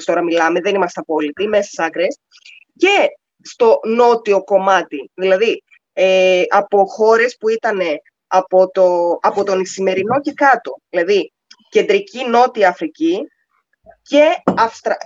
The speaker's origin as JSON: {"language": "Greek", "country": "Greece", "moved": "yes", "lives_now": "United Arab Emirates", "said": "ως Ελληνίδα"}